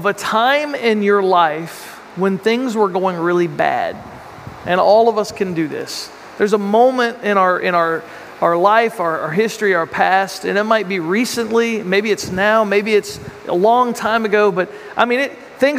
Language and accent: English; United States; how am I as an American